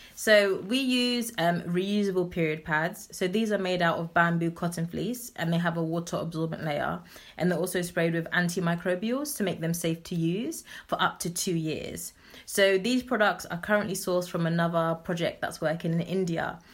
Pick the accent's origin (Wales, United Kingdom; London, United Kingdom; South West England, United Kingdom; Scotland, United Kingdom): London, United Kingdom; I'm grown up in Southeast London, but my parents migrated here um, from Ghana in the 80s. So I'm originally Ghanaian.